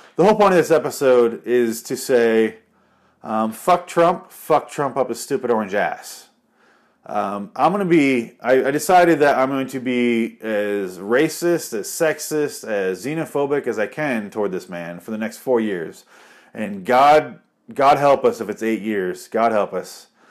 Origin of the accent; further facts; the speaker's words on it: Michigan, United States; now in Arizona, United States; I'm from Michigan